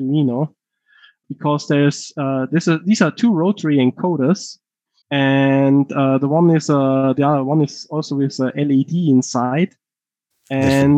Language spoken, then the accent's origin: English; Tyrol, Austria; accent: heavy Tyrolean; my heavy Tyrolean accent